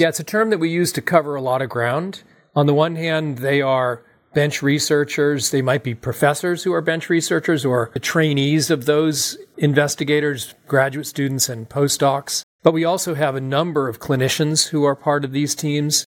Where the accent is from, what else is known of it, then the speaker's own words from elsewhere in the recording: Massachusetts, United States; also born or lived in California; I grew up in Massachusetts.